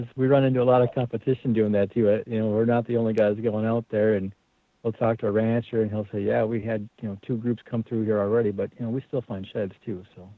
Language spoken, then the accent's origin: English; Wisconsin, United States; where I grew up in Wisconsin